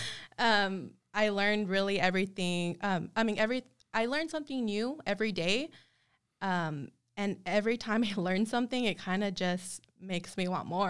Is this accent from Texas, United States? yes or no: yes; El Paso, Texas, United States; moved away as an adult; also born or lived in Austell, Georgia; now in San Antonio, United States; And I was raised in El Paso, Texas.